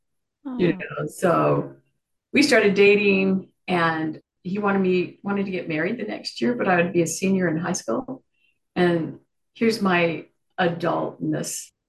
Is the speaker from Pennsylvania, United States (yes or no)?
no; Window Rock, Arizona, United States; moved away; also born or lived in Gallup, New Mexico; I, as a young girl, lived on the Navajo Indian Reservation in Arizona. I was born in Gallup, New Mexico, which is the tribal headquarters for the Navajo tribe and many other Indian tribes. My dad worked for the Navajo tribe.